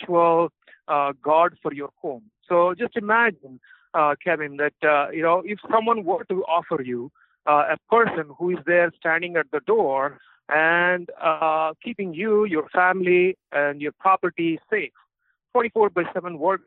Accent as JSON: {"language": "English", "town": "Anantapur", "region": "Andhra Pradesh", "country": "India", "tie": "born or raised there", "moved": "yes", "said": "So I'm actually from India. So I'm okay. From a small town called Anantapur in Andhra Pradesh. That's a state in India."}